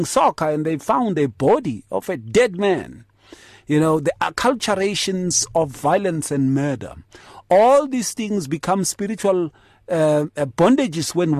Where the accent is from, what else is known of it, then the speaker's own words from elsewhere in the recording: Atteridgeville, Gauteng, South Africa; in the townships when I was growing up in Atrichville.